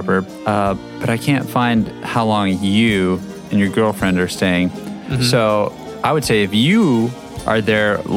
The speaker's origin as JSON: {"language": "English", "town": "Albuquerque", "region": "New Mexico", "country": "United States", "tie": "born or raised there", "said": "I was born and raised in Albuquerque, New Mexico."}